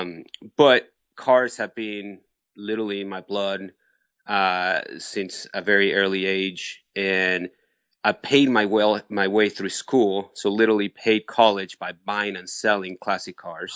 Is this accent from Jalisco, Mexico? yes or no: no; Mexico City, Mexico; also born or lived in Barcelona, Spain; now in United States; I was born in Mexico City. My family is from Barcelona, Spain.